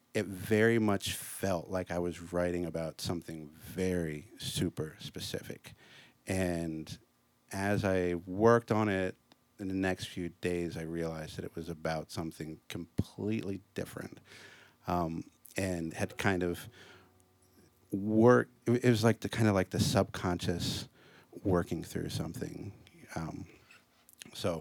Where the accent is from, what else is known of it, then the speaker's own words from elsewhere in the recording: Washington, District of Columbia, United States; I'm from Washington, D.C., so all the local honors choirs got to go and perform at the Kennedy Center